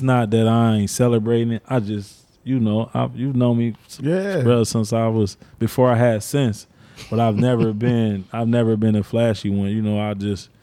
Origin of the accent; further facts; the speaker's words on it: Cincinnati, Ohio, United States; I'm from the West Side. I'm from English Woods